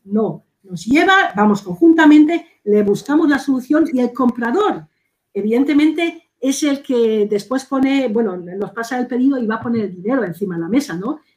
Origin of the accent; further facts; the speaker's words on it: Spain; nosotros aquí en España